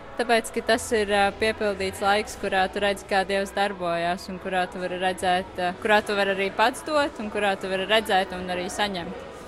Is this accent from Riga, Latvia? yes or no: yes; Riga, Latvia; esmu no Rīgas.